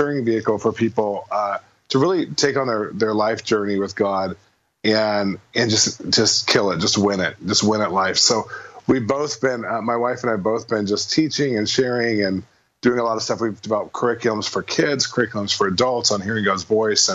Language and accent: English; California, United States; moved away as an adult; also born or lived in Midwest; now in Los Angeles, United States; I grew up in California